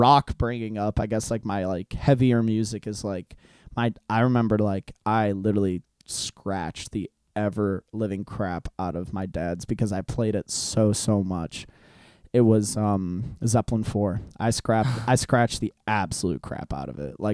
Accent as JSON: {"language": "English", "country": "Hungary", "second_language": "English", "moved": "yes", "said": "I'm from Europe. I'm from Hungary."}